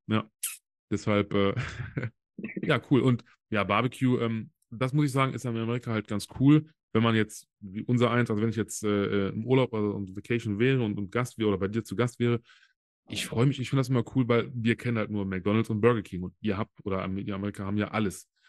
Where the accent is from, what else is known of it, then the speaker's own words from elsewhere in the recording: Solingen, North Rhine-Westphalia, Germany; hier bei mir im, in Solingen, wo ich herkomme